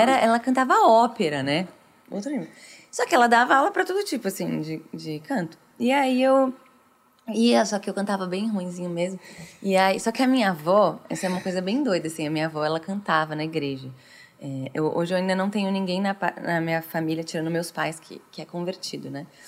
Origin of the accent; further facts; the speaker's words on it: Franca, São Paulo, Brazil; Eu nasci em Franca, uma cidade do interior de São uhum. Paulo.